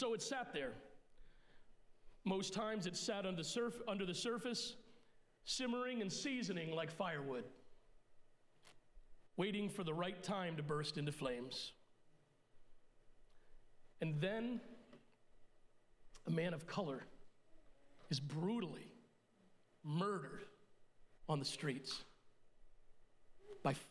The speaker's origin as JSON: {"language": "English", "country": "Puerto Rico", "tie": "born or raised there", "said": "I was born in Puerto Rico, so I'm Puerto Rican by birth, but I'm English by descent"}